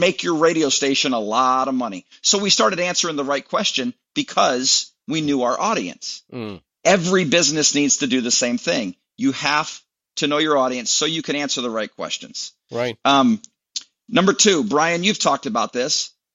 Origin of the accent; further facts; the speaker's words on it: Michigan, United States; moved away as an adult; also born or lived in Lynchburg, Virginia / Atlanta, Georgia; now in Tennessee, United States; I grew up uh, a Michigan guy